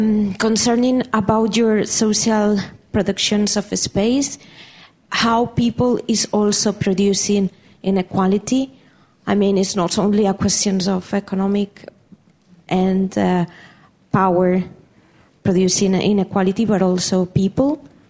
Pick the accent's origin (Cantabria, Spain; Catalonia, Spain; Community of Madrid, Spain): Community of Madrid, Spain; Madrid; I'm coming from Madrid, which is also a very inequality city